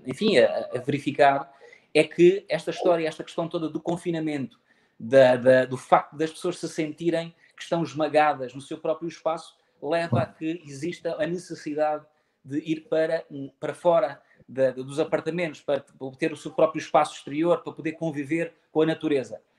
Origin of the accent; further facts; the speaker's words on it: Faro, Algarve, Portugal; sou natural de Faro